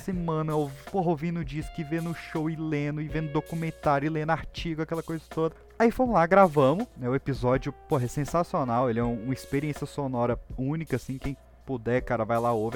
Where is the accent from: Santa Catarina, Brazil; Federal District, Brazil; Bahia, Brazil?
Federal District, Brazil; Recanto das Emas; onde eu cresci lá, a gente fala muito desse lugar lá no, no, no Pipocast, que é o Recanto das Emas, aqui no Distrito Federal